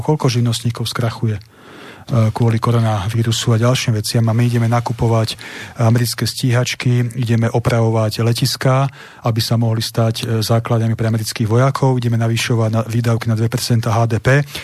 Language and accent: Slovak; Nitra, Nitra Region, Slovakia; som zo Starobilej Nitry